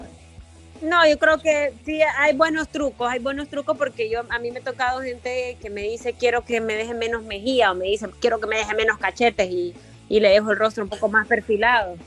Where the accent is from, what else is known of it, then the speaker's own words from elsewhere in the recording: Honduras; me han discriminado en algún momento en mi país